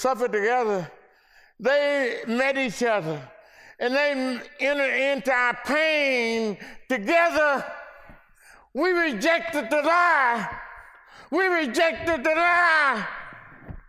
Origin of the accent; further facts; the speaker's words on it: Mississippi, United States; accent: Ebonics; first language African American Vernacular English (Ebonics); English is a second language; my Mississippi Ebonic speaking brothers. You know, I speak Ebonic.